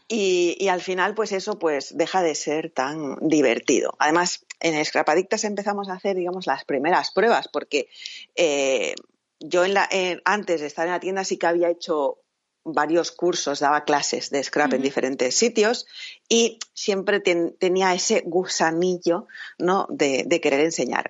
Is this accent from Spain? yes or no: yes; Catalonia, Spain; soy eh, catalana